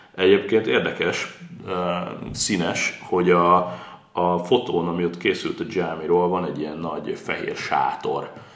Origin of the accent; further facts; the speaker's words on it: Pécs, Baranya, Hungary; én még pécsiként is